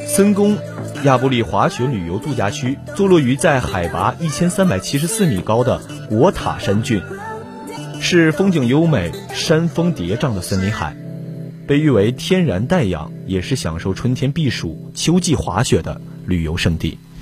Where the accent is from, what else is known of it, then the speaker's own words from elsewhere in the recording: Jiamusi, Heilongjiang, China; 我是黑龙江另外一座城市，加莫斯的